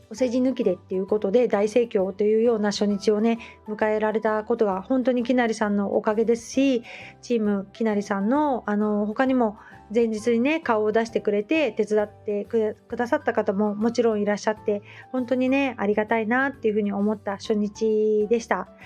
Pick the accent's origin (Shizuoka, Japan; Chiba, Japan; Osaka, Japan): Shizuoka, Japan; Hamamatsu; now in Kamakura, Japan; 浜松にね出身